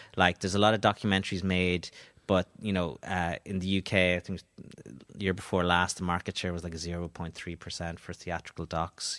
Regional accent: Donegal, Ulster, Ireland; I am from Donegal

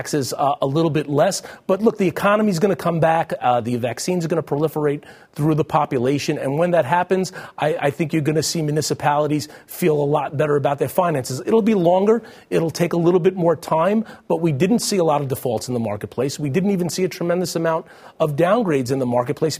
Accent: New Jersey, United States; my home state of New Jersey

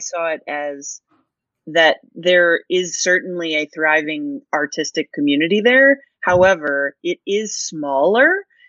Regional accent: Colorado, United States; also born or lived in Dallas, Texas; I was born in Dallas, but I grew up in actually Colorado, and then went back to Austin because it's the best.

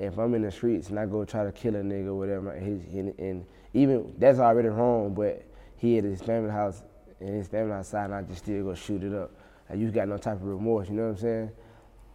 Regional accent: Union Springs, Alabama, United States; born or raised there; also born or lived in Montgomery, Alabama

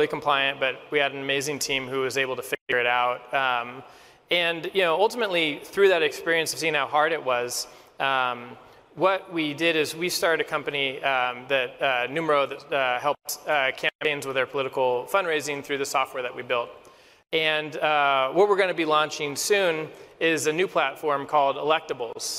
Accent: California, United States; had a calling to go run for Congress in my hometown in Orange County, California.

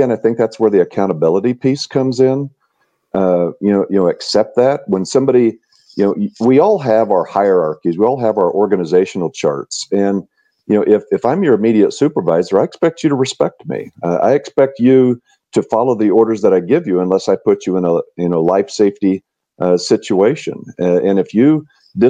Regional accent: Tucumcari, New Mexico, United States; also born or lived in Charleston, South Carolina; So I grew up in New Mexico. I grew up a block off of Route 66. My dad owned a mobile gas station on Route 66 in Tucumcari, New Mexico.

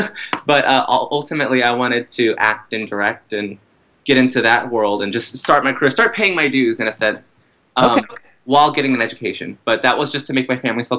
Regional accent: Texas, United States; moved away as an adult; now in New York City, United States; I'm from Texas, and I'm like a combination of things. So, when I'm in Texas, it's easier to say I'm Mexican-American or Hispanic in that sense.

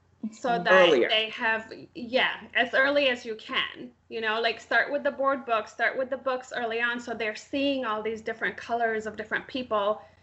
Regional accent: India; I'm Indian.

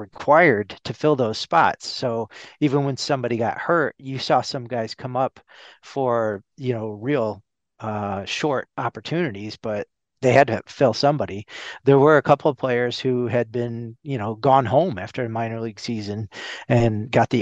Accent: Seattle, Washington, United States; moved away as an adult; now in New York, United States; ever since I was a little kid growing up in Seattle

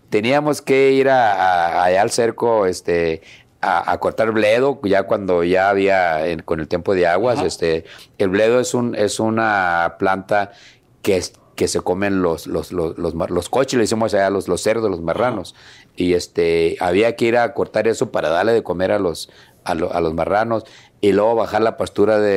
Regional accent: Sinaloa, Mexico; moved away; also born or lived in United States; todos nosotros nacimos en Sinaloa.

